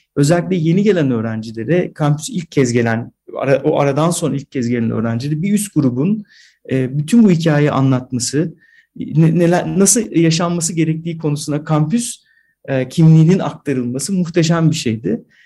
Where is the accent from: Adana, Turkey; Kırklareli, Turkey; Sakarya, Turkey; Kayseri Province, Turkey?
Kayseri Province, Turkey; AGÜ campus; moved away; Ben bu kampüste doğdum